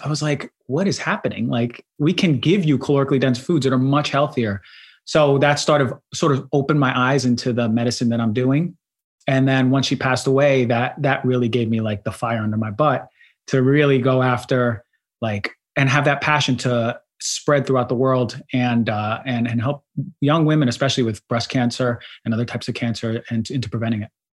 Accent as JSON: {"language": "English", "region": "New Jersey", "country": "United States", "tie": "born or raised there", "also_born_or_lived": "Queens, New York", "accent": "New York", "said": "I was born in Queens, and mm-hmm. I grew up there until like seven or eight, and then I moved to New Jersey. So I was raised in New Jersey more so"}